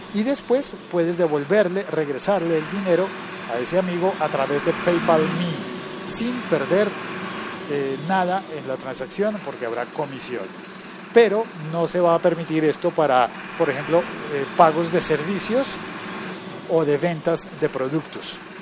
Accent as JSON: {"language": "Spanish", "country": "Colombia", "also_born_or_lived": "France", "said": "en mi país"}